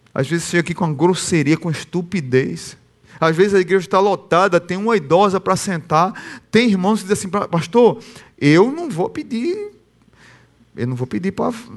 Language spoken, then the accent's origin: Portuguese; Northeast Region, Brazil; eu sou brasileiro e nordestino